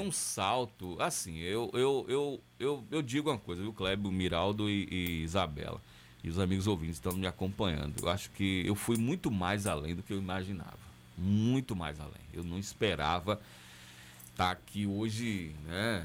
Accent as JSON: {"language": "Portuguese", "town": "Camacan", "region": "Bahia", "country": "Brazil", "tie": "born or raised there", "moved": "yes", "said": "minha cidade natal, cidade que eu tenho um carinho muito grande"}